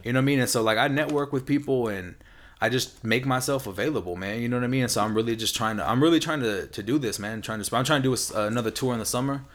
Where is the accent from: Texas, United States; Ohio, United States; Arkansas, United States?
Texas, United States; San Antonio; now in California, United States; I'm from the South